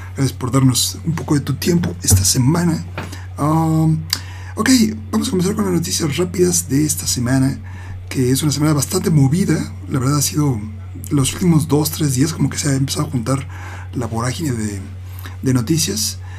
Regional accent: Mexico City, Mexico; soy el único del DF que le va al Pachuca

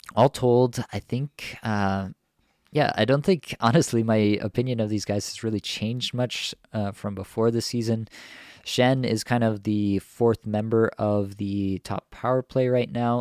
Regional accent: Toronto, Ontario, Canada; my hometown Leafs here

